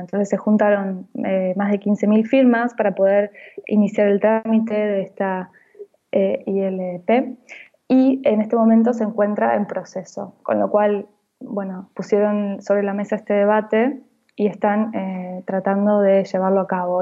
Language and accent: Spanish; Buenos Aires, Argentina; now in Barcelona, Spain; estoy aquí en, en Barcelona, pero he nacido en Buenos Aires